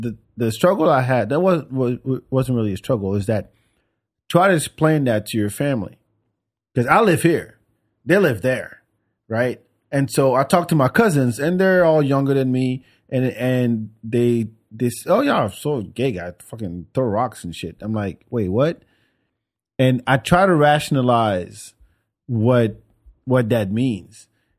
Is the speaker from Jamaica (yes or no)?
no; Senegal; Oh, I mean, the country where I'm from Senegal, West Africa.